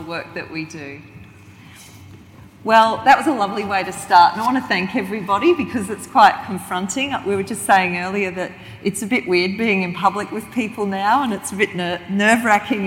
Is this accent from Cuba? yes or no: no; southeast Queensland, Australia; I grew up on Bajala land in southeast Queensland